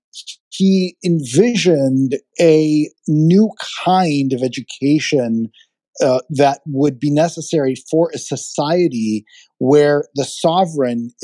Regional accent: Israel; now in United States; being an immigrant, I was born in Israel. I was not born in the United States, and I adopted this country as my own

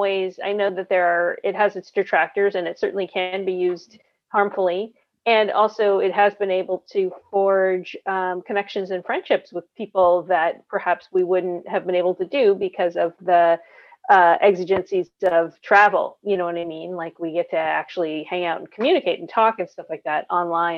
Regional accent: California, United States; also born or lived in Long Island, New York; I am from California. I was actually born in New York.

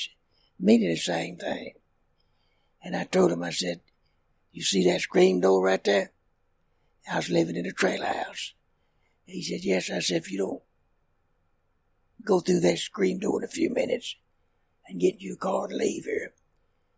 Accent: Tioga, Louisiana, United States; I was raised in Tioga, Louisiana.

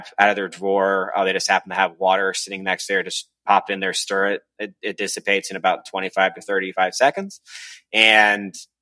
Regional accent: Jacksonville, Florida, United States; also born or lived in Atlanta; I'm from Jacksonville.

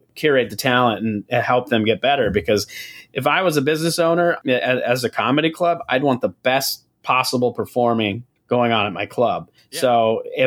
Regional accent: South Dakota, United States; moved away as an adult; also born or lived in San Diego, California; now in St. Paul, United States; when I moved from South Dakota originally

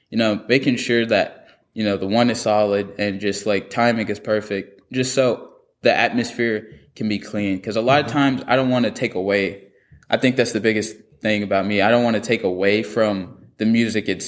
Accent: Alabama, United States; also born or lived in California; I moved to Alabama from California

